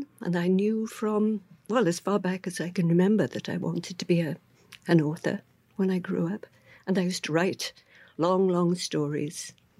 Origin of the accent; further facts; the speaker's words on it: Swansea, Wales, United Kingdom; I think I was born and grew up in exactly the right place. Mm-hmm. The Second World War was still on when I was born, which dates me. The Swansea wa